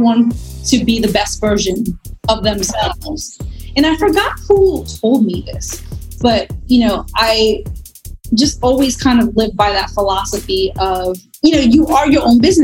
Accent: New York, United States; also born or lived in Bronx; born in New York. Both of my parents were born in Puerto Rico and met stateside. And we moved around like a handful of times, and it was mostly like Queens and Long Island

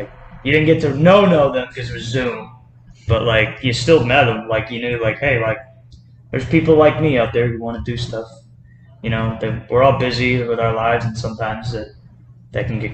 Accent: Carbondale, Illinois, United States; right here in my hometown

